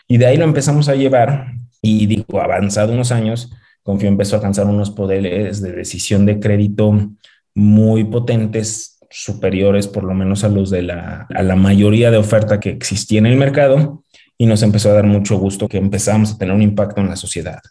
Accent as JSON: {"language": "Spanish", "town": "León", "region": "Guanajuato", "country": "Mexico", "tie": "born or raised there", "also_born_or_lived": "Monterrey / Washington, D.C. / New York", "moved": "as an adult", "said": "Yo soy de León, nací, crecí en León, estudié en el TEC de Monterrey, en Monterrey"}